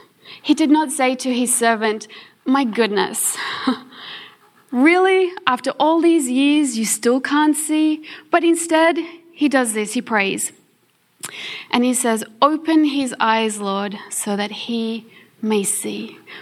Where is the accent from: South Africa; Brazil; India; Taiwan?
South Africa; born there; The rest of us, well, I'm born in South Africa, but I'm on an Australian passport. I'm an Australian citizen.